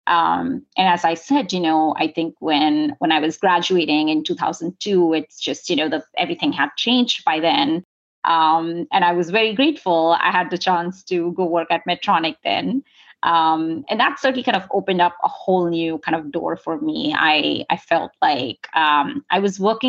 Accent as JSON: {"language": "English", "country": "India", "tie": "born or raised there", "moved": "as an adult", "lives_now": "San Diego, United States", "said": "I grew up in India. I came here for college and have been here since then"}